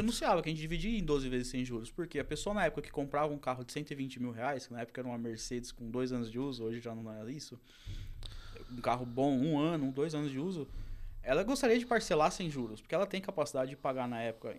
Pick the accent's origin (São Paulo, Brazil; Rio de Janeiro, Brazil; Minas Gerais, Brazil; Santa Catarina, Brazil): São Paulo, Brazil; interior of; eu também sou do interior de São Paulo